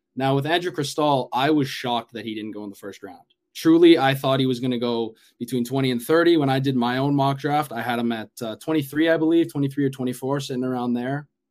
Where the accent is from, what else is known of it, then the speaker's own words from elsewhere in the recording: Edmonton, Alberta, Canada; I'm from Edmonton